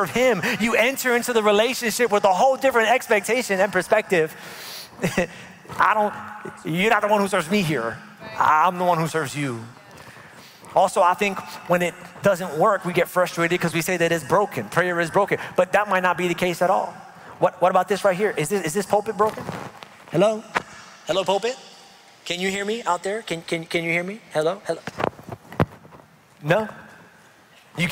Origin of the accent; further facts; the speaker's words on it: New York, United States; moved away; I'm from New York